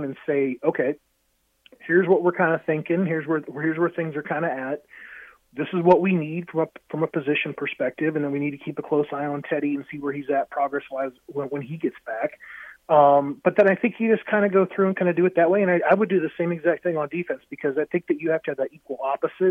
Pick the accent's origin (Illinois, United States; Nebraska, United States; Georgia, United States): Nebraska, United States; Columbus; I'm from Columbus